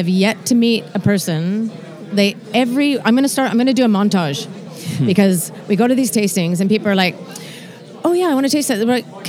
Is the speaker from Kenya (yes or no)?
no; Canada; now in Scotland, United Kingdom; I'm Canadian.